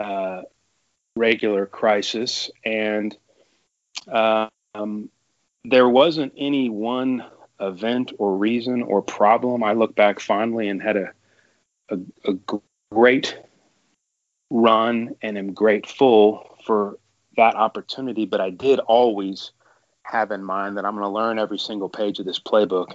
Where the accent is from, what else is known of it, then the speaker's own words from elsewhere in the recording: Texas, United States; I'm from Texas